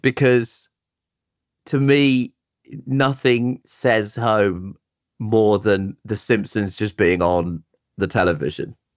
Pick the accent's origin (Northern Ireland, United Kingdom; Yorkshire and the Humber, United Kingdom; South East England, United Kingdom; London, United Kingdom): London, United Kingdom; Croydon; also born or lived in Tooting / Brixton / Shepherd's Bush; I was born in Tooting and I grew up in Croydon